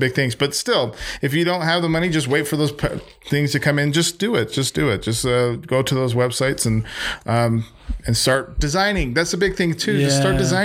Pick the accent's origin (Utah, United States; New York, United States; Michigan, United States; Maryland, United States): Utah, United States; Magna; I'm from Utah. I'm from Magna